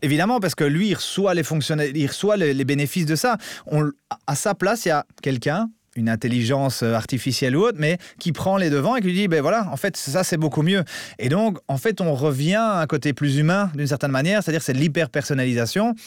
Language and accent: French; Belgium; je suis un bon Belge